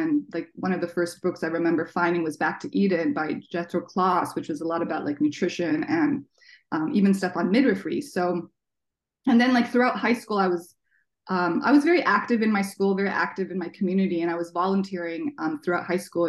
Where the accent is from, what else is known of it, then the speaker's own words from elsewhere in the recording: Toronto, Ontario, Canada; also born or lived in Washington, D.C., United States; now in Seattle, United States; And I was born in DC. I grew up in Toronto, and I've lived here in Seattle now for like 14 years.